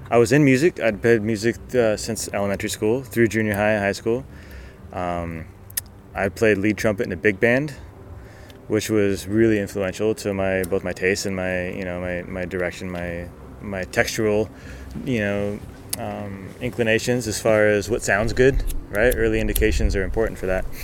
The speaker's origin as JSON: {"language": "English", "town": "Porterville", "region": "California", "country": "United States", "tie": "born or raised there", "also_born_or_lived": "Seattle", "moved": "as an adult"}